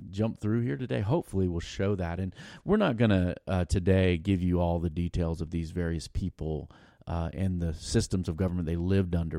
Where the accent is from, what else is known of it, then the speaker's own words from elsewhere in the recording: United States; growing up in America